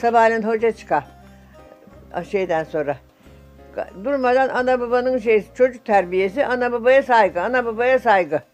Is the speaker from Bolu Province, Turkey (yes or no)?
yes; a village near Göynük, Bolu Province, Turkey; moved away as an adult; now in Göynük, Turkey; Ben buranın yakın köyündenim.